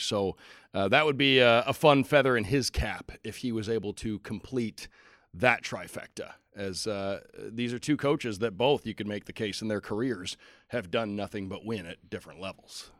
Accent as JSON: {"language": "English", "area": "just outside Detroit", "region": "Michigan", "country": "United States", "tie": "born or raised there", "said": "I grew up in just outside Detroit, right across the river from Canada"}